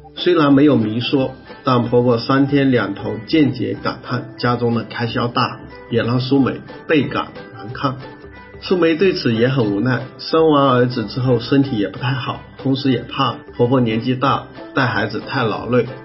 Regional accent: Ganzhou, Jiangxi, China; 我老家是江西赣州那边，是不是？那我们再小一点是南康啊

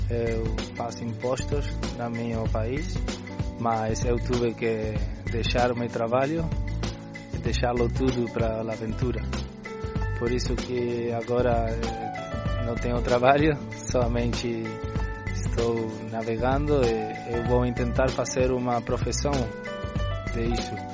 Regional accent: Uruguay; Portuguese is a second language; eu somente sou um aventureiro eu eh, nasci no Uruguai, mas minha família é de Porto

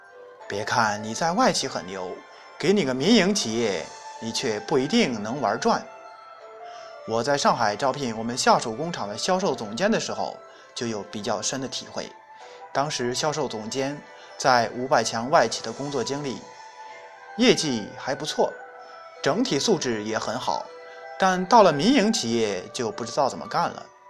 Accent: China; 本事是中国人特有的词汇，也只有我们中国人才能明白其中的内涵。

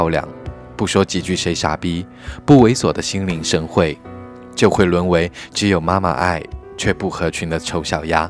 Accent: China; 都说中国人没有信仰， 我是一个中国人，我的信仰是什么？

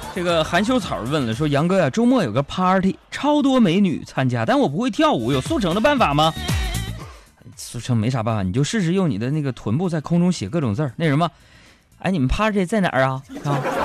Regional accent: Northeast China, China; accent: Northeastern dialect; 我们东北话

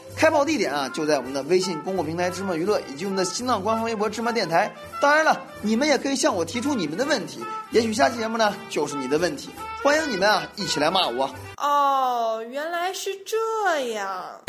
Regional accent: China; 我们中国人呢是非常会吃的

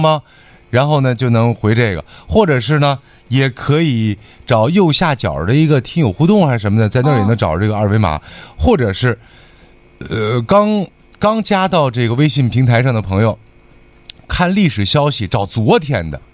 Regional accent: Dalian, Liaoning, China; accent: Dalian dialect; 我们大连话的一个特点

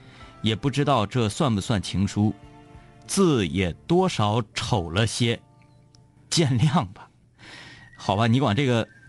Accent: Dandong, Liaoning, China; 丹东的啤酒特别好喝，我是丹东人。

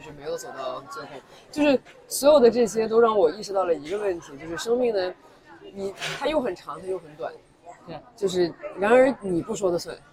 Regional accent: China; 作为一个，一个中国人，一个亚洲人

